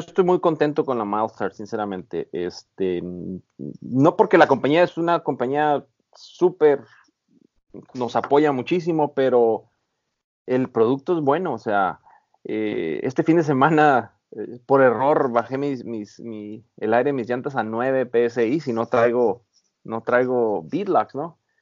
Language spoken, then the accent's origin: Spanish; Baja California, Mexico; moved away as an adult; now in San Diego, United States; yo soy originario de Baja California